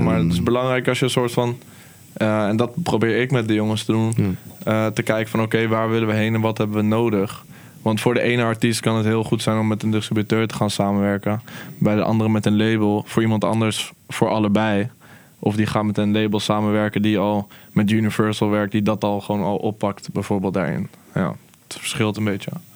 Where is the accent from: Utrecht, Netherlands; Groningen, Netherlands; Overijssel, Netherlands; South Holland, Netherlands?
Utrecht, Netherlands; ik ben gewoon een Nederlander hier opgegroeid